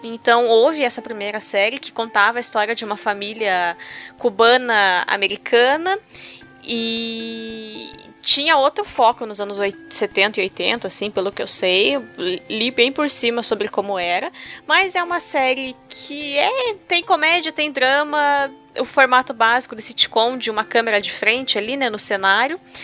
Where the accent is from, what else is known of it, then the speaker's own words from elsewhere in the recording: Brazil; O brasileiro acha que Sim. o latino é o outro, é o, o que fala espanhol, é o mexicano. E não, gente, a gente é latino hum, também.